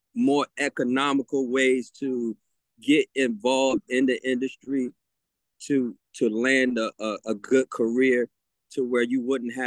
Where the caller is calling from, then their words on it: Virginia Beach, Virginia, United States; I'm calling from Virginia Beach, Virginia.